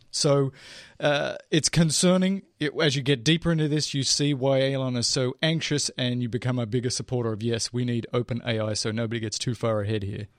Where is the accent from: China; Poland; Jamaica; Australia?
Australia; I'm Australian